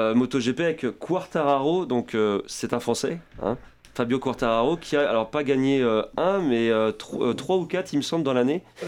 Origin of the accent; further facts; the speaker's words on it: France; en tant que Français